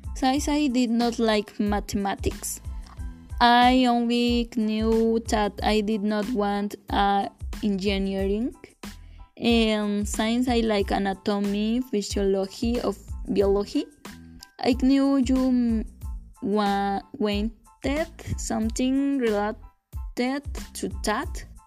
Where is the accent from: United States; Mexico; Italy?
Mexico; Santo Domingo Teojomulco, Oaxaca; I was born in December 6, 2001, in a clinic located in the Oaxaca city